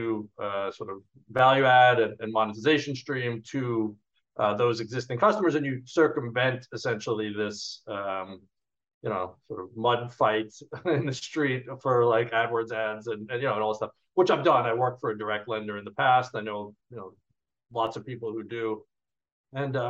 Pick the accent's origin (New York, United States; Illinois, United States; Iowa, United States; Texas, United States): New York, United States; also born or lived in California; now in Europe; originally from New York, lived in California for a long time, and then been in Europe for about 11 years.